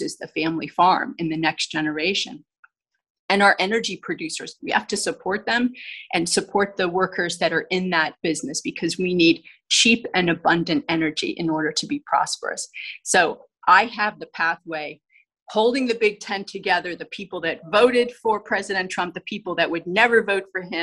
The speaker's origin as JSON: {"language": "English", "region": "central Pennsylvania", "country": "United States", "tie": "born or raised there", "also_born_or_lived": "Los Angeles", "said": "I grew up here in central Pennsylvania"}